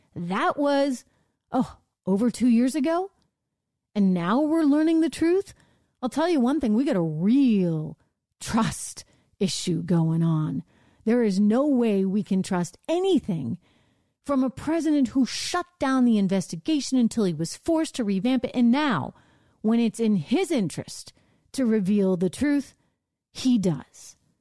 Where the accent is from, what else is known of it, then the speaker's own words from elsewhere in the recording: Northeast, United States; I'm from the Northeast.